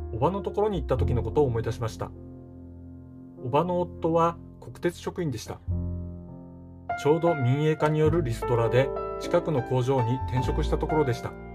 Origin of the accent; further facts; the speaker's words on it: Hokkaido, Japan; moved away; also born or lived in Yokohama; 僕は北海道で生まれ育った